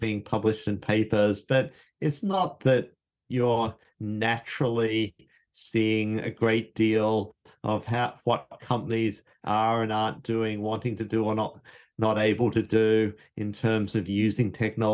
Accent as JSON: {"language": "English", "country": "Australia", "moved": "yes", "said": "Me and Anthony, we're Australian."}